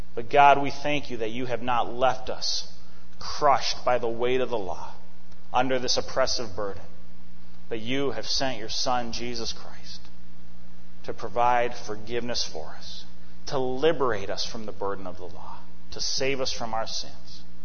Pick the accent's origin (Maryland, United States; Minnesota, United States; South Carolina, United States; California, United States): Minnesota, United States; Eden Prairie; moved away; back in my hometown of Eden Prairie